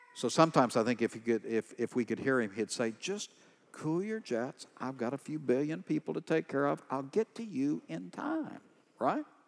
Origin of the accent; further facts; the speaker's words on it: East Texas, United States; I'm from East Texas. These are my people.